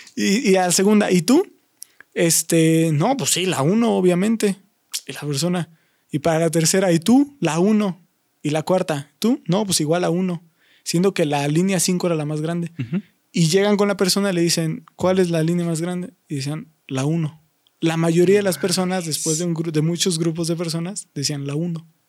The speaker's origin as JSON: {"language": "Spanish", "country": "Mexico", "said": "nosotros como mexicanos"}